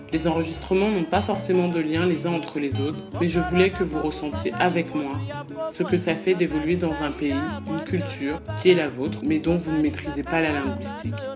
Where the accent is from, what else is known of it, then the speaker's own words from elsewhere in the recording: France; first language French; j'ai grandi en France, mais toute ma famille est originaire du Congo-Brazzaville